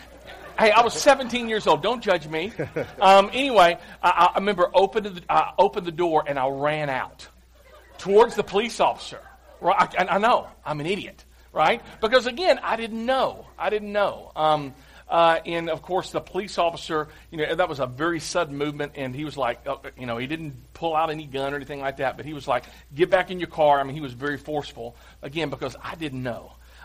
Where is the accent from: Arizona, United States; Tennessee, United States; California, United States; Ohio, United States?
Tennessee, United States; Clarksville; I'm from Clarksville